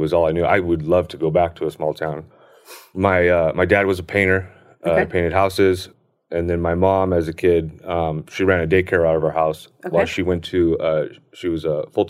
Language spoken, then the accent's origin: English; Hesperia, California, United States; So I grew up in the high desert. I grew up in a small town. At the time, it was a very small town called Hesperia.